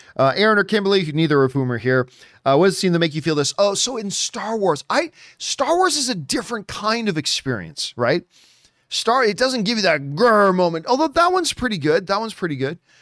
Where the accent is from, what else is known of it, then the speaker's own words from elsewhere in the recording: Hamilton, Ontario, Canada; my hometown of Hamilton, Ontario, Canada.